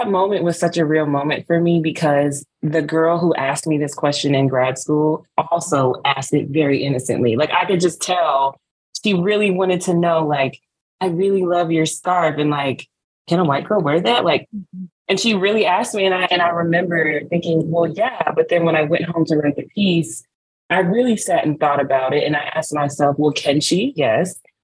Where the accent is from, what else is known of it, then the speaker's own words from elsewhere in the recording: Smyrna, Georgia, United States; I'm Nigerian, born in Smyrna, Georgia